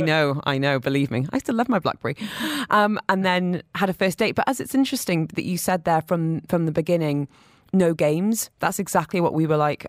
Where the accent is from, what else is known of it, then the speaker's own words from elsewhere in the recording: United Kingdom; moved away; as a British person